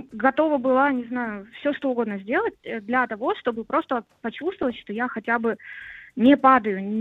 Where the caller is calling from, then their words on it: Saint Petersburg, Russia; я из Питера.